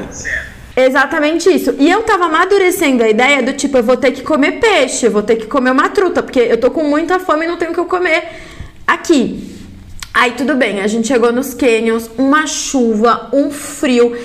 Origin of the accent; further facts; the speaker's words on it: São Paulo, Brazil; eu sou paulista, da onde? Eu falei, ah, da Moca.